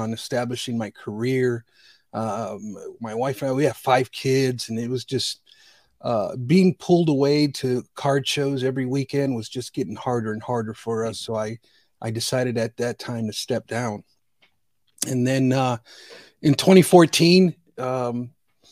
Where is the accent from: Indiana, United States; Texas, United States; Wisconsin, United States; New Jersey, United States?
Indiana, United States; Northwest; also born or lived in Bridgeport, Connecticut; I'm from originally from Bridgeport, Connecticut. I was born in 1970. I came to Northwest Indiana in 1973